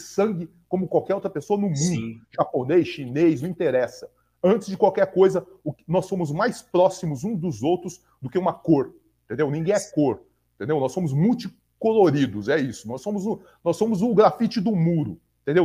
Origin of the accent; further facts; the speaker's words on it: Brazil; Eu sou brasileiro, eu não sou branco, eu sou brasileiro